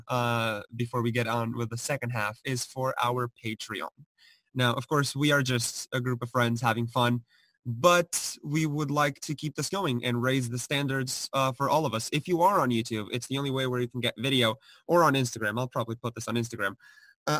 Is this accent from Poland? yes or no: no; Portugal; now in United States; I'm from Portugal